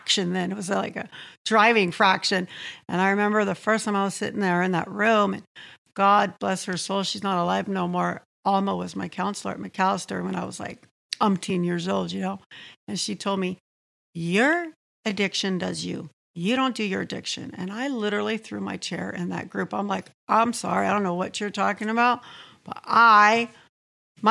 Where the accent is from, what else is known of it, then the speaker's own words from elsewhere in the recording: Santee, California, United States; I was born and raised in Santee.